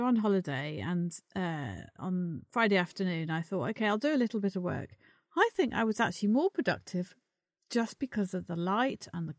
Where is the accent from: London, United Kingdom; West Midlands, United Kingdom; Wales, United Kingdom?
West Midlands, United Kingdom; Worcester; I was born in Worcester. Yeah. My mum grew up in Worcester. All the grandparents. My dad grew up in Worcester as well.